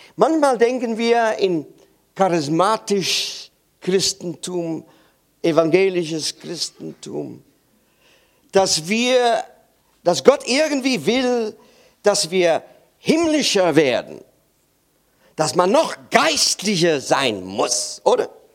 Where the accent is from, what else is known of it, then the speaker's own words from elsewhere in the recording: Netherlands; German is a second language; Ich bin Holländer und bei uns in Holland